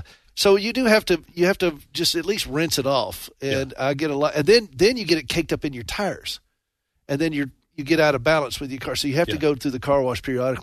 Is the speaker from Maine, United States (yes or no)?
no; South Carolina, United States; also born or lived in Nashville, Tennessee; now in Montana, United States; I was born and raised in South Carolina, and then we lived 35 years in Nashville. Then we moved out to Montana several years ago.